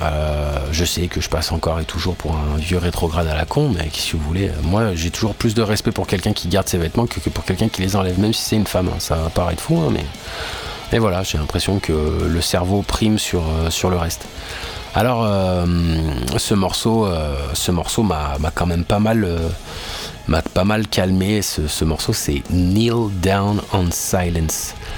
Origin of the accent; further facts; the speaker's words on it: France; en tant que français